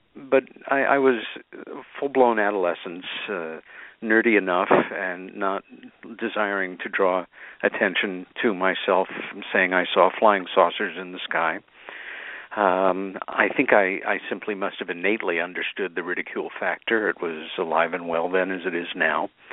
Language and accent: English; Long Island, New York, United States; as a kid with my sister Helen growing up on Long Island